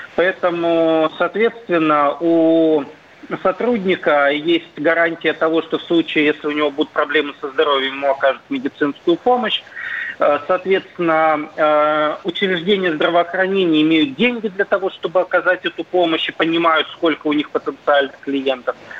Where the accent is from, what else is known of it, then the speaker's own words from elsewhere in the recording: Perm, Perm Krai, Russia; я вот сам из Перми